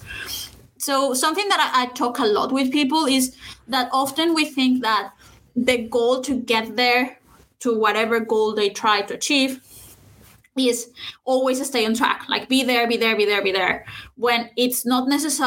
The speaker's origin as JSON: {"language": "English", "town": "Saltillo", "region": "Coahuila", "country": "Mexico", "tie": "born or raised there", "said": "my hometown in Saltillo, which is in Mexico."}